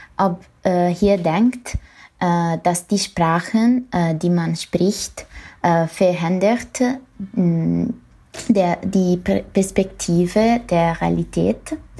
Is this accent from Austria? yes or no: no; Italy; first language Italian; German is a second language; ich komme aus Italien